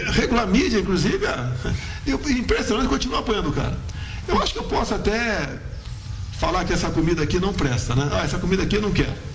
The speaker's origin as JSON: {"language": "Portuguese", "town": "Eldorado", "region": "São Paulo", "country": "Brazil", "said": "lá na minha cidade, Eldorado Paulista"}